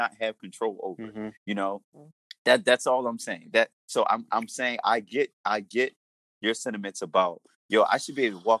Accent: Baltimore, Maryland, United States; growing up in Baltimore.

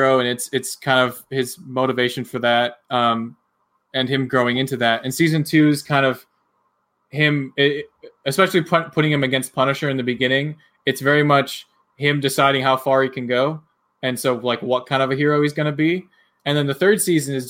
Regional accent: United States; Being an American

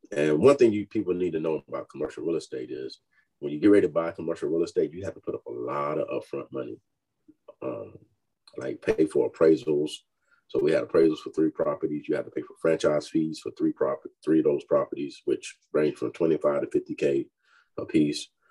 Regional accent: Fayetteville, North Carolina, United States; moved away as an adult; now in Texas, United States; I'm from Fayetteville, North Carolina, uh, born and raised

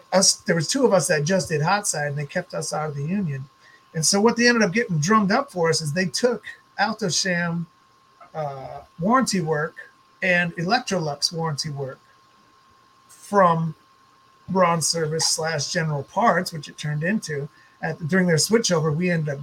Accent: Minnesota, United States; moved away as an adult; also born or lived in Fargo, North Dakota / Portland, Oregon; I'm from Minnesota

